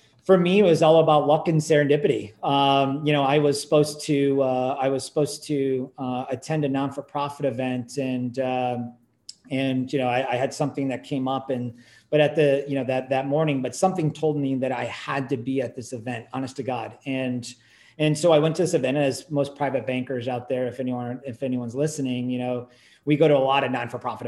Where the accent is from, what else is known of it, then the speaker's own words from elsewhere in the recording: Silicon Valley, California, United States; I grew up in Silicon Valley